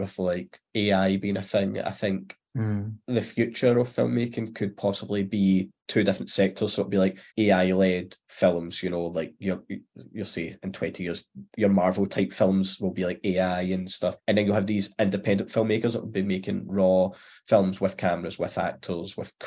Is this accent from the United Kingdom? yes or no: yes; Glasgow, Scotland, United Kingdom; I'm obviously Glasgow, Southside, but when I say Southside, it was like Govan, Cardonald, Pennalee. So I was a scheme lad, I guess. And I still kind of am. Like, I'm only maybe 10-15 minute walk from where I originally grew up